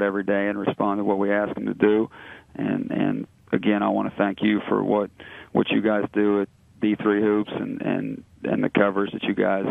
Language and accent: English; Southeast Indiana, United States; now in Cincinnati, United States; I'm from Southeast Indiana